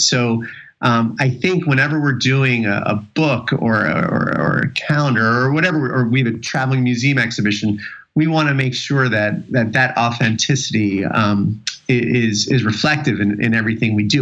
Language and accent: English; New York City, New York, United States; I was born in New York City